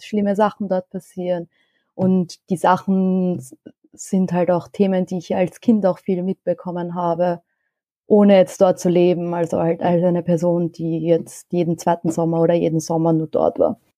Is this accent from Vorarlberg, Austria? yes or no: no; Vienna, Austria; Ich bin in Wien geboren und aufgewachsen, aber meine Eltern kommen beide aus dem Iran